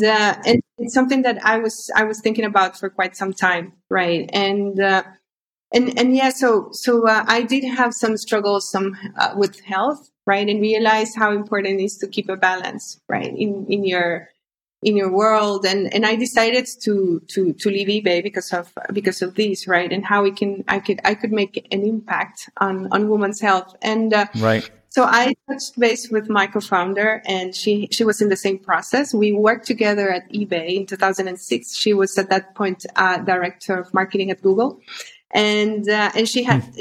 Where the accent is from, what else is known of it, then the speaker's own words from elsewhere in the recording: Honduras; moved away as an adult; also born or lived in London / Spain; I'm originally from Honduras. I grew up in Honduras. I I left uh, when I was on, on my early twenties